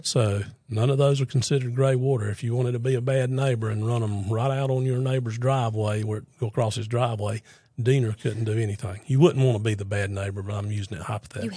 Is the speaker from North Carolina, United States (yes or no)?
yes; Fuquay-Varina, North Carolina, United States; Born and raised in Fuquay